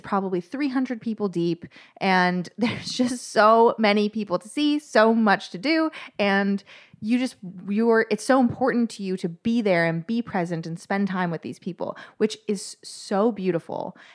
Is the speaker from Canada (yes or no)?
yes; Toronto, Ontario, Canada; I am from Toronto, Canada